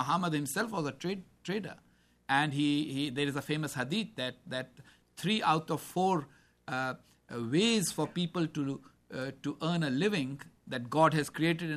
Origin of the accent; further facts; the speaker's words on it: Pakistan; I'm committed to Pakistan, but I have a different worldview as a Pakistani.